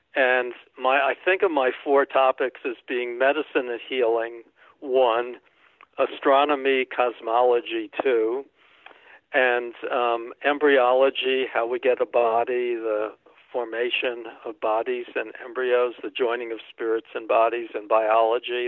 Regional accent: New York City, New York, United States; moved away as an adult; also born or lived in Massachusetts / Michigan / Maine; I grew up in New York City

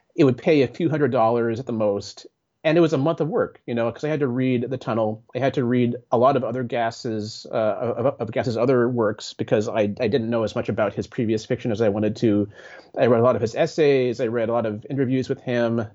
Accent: Bay Area, California, United States; I grew up in the Bay Area

